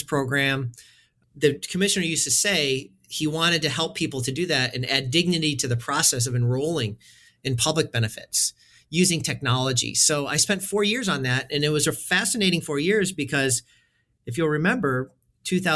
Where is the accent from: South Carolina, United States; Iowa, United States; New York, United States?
New York, United States; Western; I grew up in Western New York in a town of about 20,000 people, born and raised